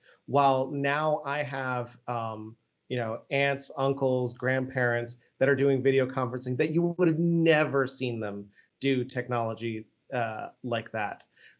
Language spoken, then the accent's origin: English; Vienna, Austria; accent: generic American; One, I actually grew up overseas. So contrary to my generic American accent, I actually grew up in Vienna, the city of music